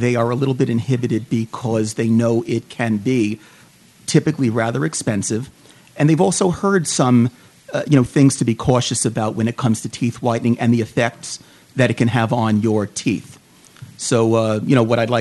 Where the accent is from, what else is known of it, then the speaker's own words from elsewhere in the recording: New York, United States; moved away as an adult; also born or lived in Arizona; now in Phoenix, United States; I'm originally from New York, as you will pick up as you listen to me more. Moved out here about 13, 14 years ago